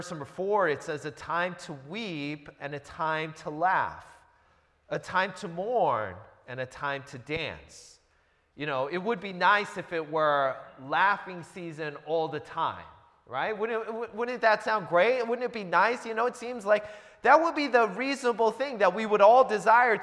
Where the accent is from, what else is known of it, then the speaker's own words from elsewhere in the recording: Seattle, Washington, United States; moved away as an adult; also born or lived in New Jersey; now in Southern California, United States; I grew up in the Seattle area, lived there for about 20 years, and I moved there when I was a little kid.